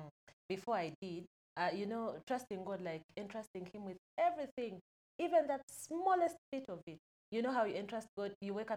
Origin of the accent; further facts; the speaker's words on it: Uganda; from Uganda, 25